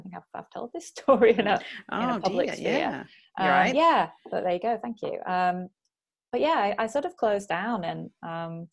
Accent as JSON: {"language": "English", "town": "Bury", "region": "North West England", "country": "United Kingdom", "also_born_or_lived": "Oxford / Chiba, Japan", "moved": "as an adult", "lives_now": "Japan", "said": "I'm originally from Bury, near Manchester in the UK."}